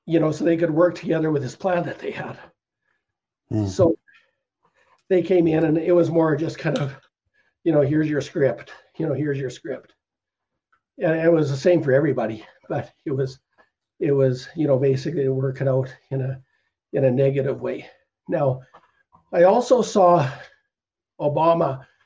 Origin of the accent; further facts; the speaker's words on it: Canada; Canadian brothers and sisters and the Canadian Ecclesia